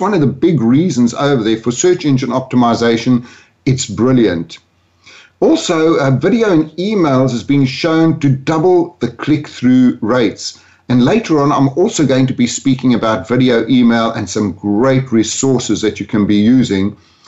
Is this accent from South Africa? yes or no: yes; South Africa; moved away as an adult; also born or lived in London, United Kingdom; My accent, actually, I grew up in South Africa, moved to London when I was 40 years old, and now live between Spain, London, and Orlando. So I've got a bit of a mongrel accent.